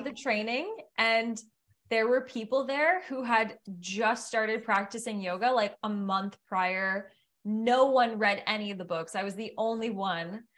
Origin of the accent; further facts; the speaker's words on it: Ottawa, Ontario, Canada; moved away; also born or lived in Tremblant / Banff; I'm from Ottawa